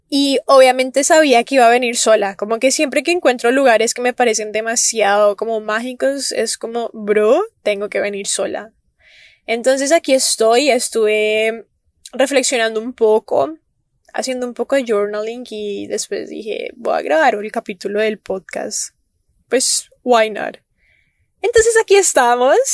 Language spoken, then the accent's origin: Spanish; Cali, Valle del Cauca, Colombia; moved away; la ciudad en donde yo nací, donde yo solía vivir antes de venirme para acá, que es Cali, Colombia.